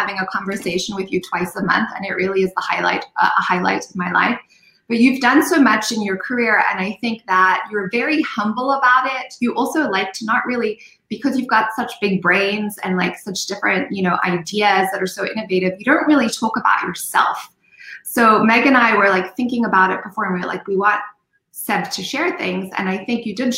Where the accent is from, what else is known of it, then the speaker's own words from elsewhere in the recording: Zimbabwe; moved away; I said, Zimbabwe.